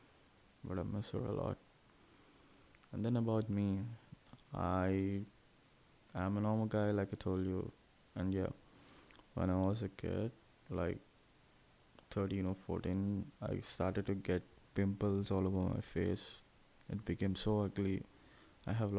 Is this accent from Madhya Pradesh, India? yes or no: no; Hyderabad, Telangana, India; also born or lived in Tenali, Andhra Pradesh / Guntur, Andhra Pradesh / Chirala, Andhra Pradesh; now in Visakhapatnam, India; I'm from India, Andhra Pradesh state, and in there, a little place called Tenali. I was born over there, and I lived my life in Guntur, which is 21 kilometers away, till my fourth standard, and then I went to Hyderabad